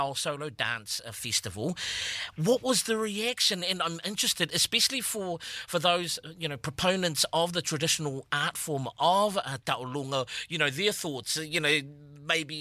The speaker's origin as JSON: {"language": "English", "country": "New Zealand", "tie": "born or raised there", "said": "growing up in New Zealand"}